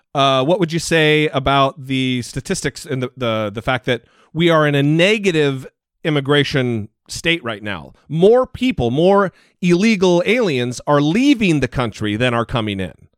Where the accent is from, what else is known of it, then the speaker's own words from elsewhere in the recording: Idaho, United States; I'm from Idaho